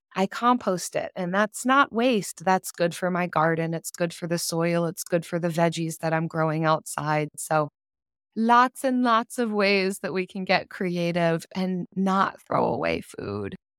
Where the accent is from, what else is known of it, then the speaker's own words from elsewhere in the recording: United States; I'm from the United States